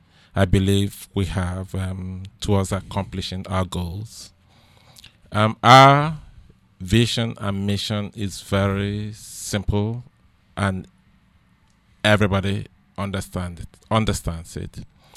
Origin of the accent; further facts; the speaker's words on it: Nigeria; now in United States; I came from Nigeria to the United States, and it's totally different between what goes on here and what transpires in Nigeria.